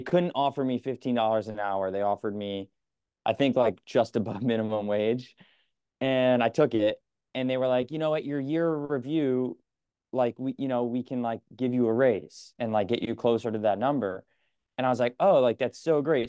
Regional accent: Connecticut, United States; now in New York, United States; I'm from Connecticut

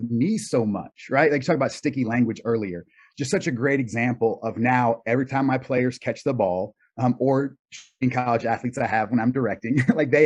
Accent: North Carolina, United States; I grew up in North Carolina

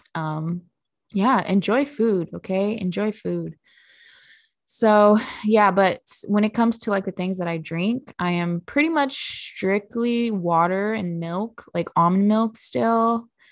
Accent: Midwest, United States; I'm from the Midwest

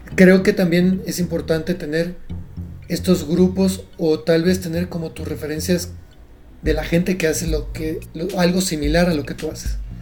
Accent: Mérida, Yucatán, Mexico; now in Mexico City, Mexico; soy de Mérida, soy yucateco

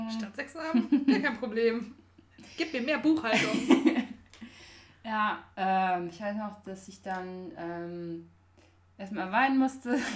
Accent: Belgium; moved away as an adult; now in Munich, Germany; Meine Mutter arbeitet bei der EU. Ähm, ich bin in Belgien aufgewachsen und das hat mir immer schon so Spaß gemacht, auf Englisch zu reden. Und dann, als ich nach München kam fürs Studium

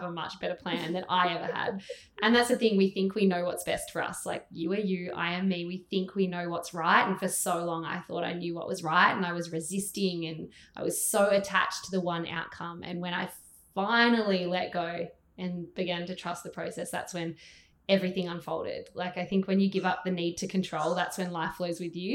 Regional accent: Gold Coast, Queensland, Australia; I'm from the Gold Coast

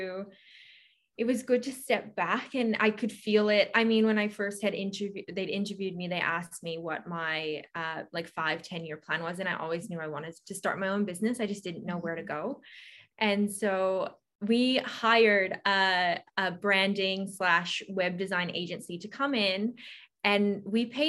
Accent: Canada; moved away as an adult; also born or lived in Sydney, Australia; now in Australia; I am Canadian and I moved to Australia when I was 18.

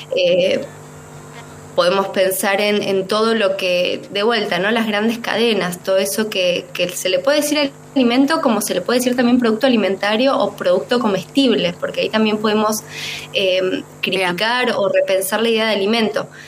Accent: Bariloche, Río Negro, Argentina; now in Córdoba, Argentina; no nací en Córdoba, soy del sur, soy de Bariloche

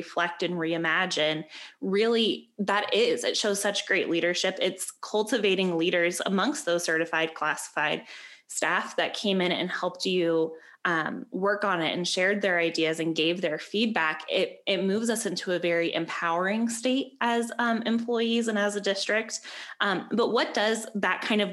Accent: Peoria, United States; the only time I was away from Peoria was during that like 4 to 5 year range

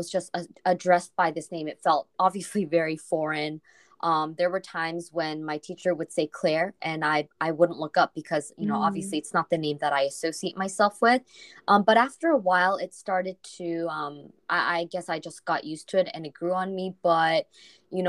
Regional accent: Seoul, South Korea; English is a second language; So I grew up in Korea. I was born in Seoul.

